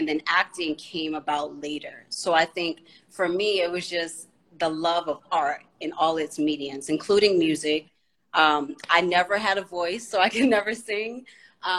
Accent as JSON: {"language": "English", "town": "Boston", "region": "Massachusetts", "country": "United States", "tie": "born or raised there", "also_born_or_lived": "Washington, D.C.", "said": "I grew up in Boston, Massachusetts."}